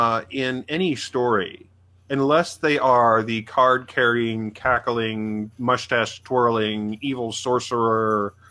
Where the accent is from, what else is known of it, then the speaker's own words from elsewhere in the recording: Midwest, United States; I'm a Midwesterner